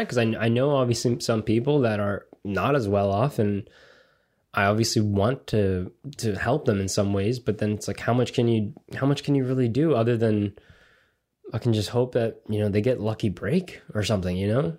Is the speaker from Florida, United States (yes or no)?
yes; Coral Springs, Florida, United States; And I grew up in Coral Springs.